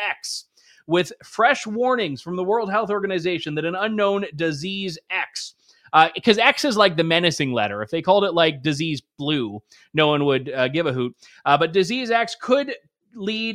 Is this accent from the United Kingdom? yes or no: no; Canada; as a Canadian